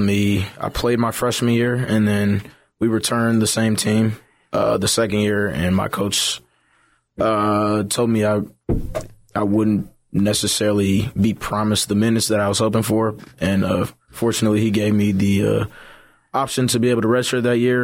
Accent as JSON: {"language": "English", "town": "Brooklyn Park", "region": "Minnesota", "country": "United States", "tie": "born or raised there", "also_born_or_lived": "North Dakota", "moved": "as an adult", "lives_now": "Jacksonville, United States", "said": "I'm originally from Brooklyn Park, Minnesota. It's about fifteen minutes outside of, uh, Minneapolis. Really enjoyed growing up there, lived there my entire life"}